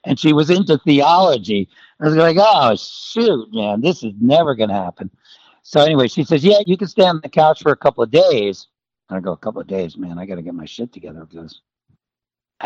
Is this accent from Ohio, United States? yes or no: no; New York, United States; I'm from New York